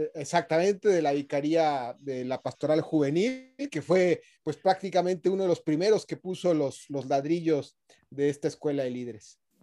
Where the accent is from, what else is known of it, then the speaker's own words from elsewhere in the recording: Mexico; moved away as an adult; now in Santiago, Chile; Nací en México hace 44 años de edad, estudié ciencias políticas en, en mi país, donde yo nací, pero ya tengo casi 20 años